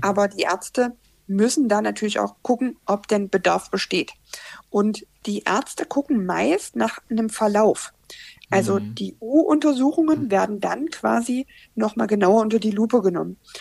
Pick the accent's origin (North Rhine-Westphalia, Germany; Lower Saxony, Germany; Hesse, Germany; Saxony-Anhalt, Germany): Saxony-Anhalt, Germany; Magdeburg; ich bin aus Magdeburg